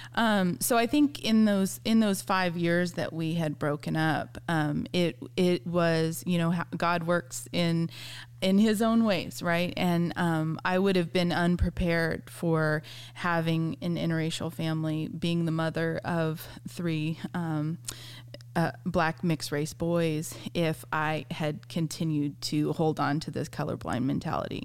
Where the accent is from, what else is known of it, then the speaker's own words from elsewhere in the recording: San Diego, California, United States; moved away as an adult; also born or lived in South Carolina; I grew up in San Diego, California